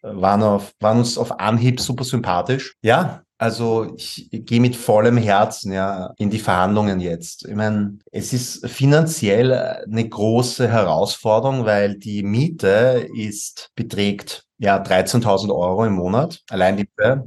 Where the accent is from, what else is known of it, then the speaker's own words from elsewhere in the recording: Vienna, Austria; accent: Viennese dialect; ich bin in Wien geboren und aufgewachsen